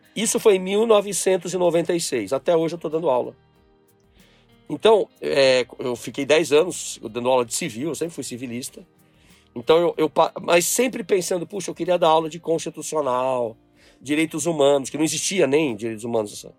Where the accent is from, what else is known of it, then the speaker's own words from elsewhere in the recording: São Paulo, Brazil; also born or lived in Brasília; voltei a São Paulo, onde eu nasci, e fui criado por esse meu avô e minha avó.